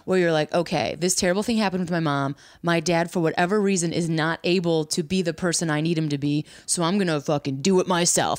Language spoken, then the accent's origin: English; near the Wisconsin border, Illinois, United States; also born or lived in Chicago; I'm right from the border of Wisconsin